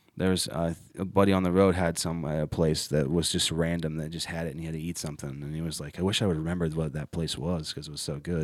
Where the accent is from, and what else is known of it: Ohio, United States; moved away as an adult; now in Charlotte, United States